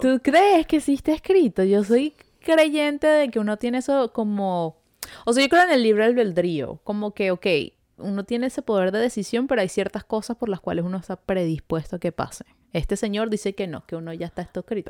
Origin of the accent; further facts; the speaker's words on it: Venezuela; now in Montreal, Canada; nosotras somos dos amigas venezolanas que llevamos viviendo ya varios añitos en Montreal